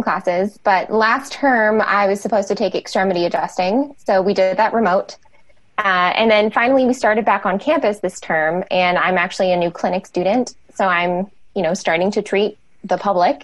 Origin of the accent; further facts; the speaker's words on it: South Florida, United States; moved away as an adult; now in Portland, United States; I'm from South Florida originally